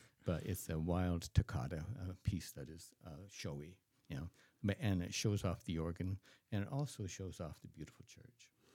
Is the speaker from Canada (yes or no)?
yes; Canada; as a Canadian